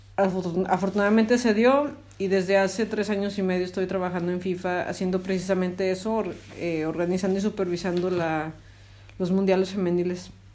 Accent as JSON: {"language": "Spanish", "region": "Zacatecas", "country": "Mexico", "said": "soy de Zacatecas"}